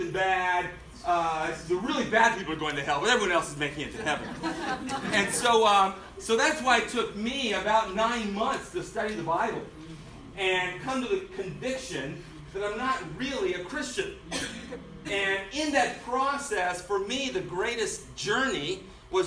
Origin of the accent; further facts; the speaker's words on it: Denver, Colorado, United States; I was born and raised in Denver, Colorado, converted there.